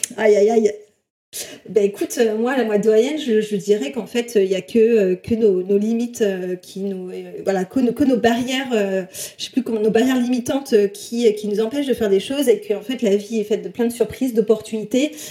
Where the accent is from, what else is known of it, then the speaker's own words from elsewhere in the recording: south-west France, France; je viens du sud-ouest de la France, dans un tout petit village de 3000 habitants.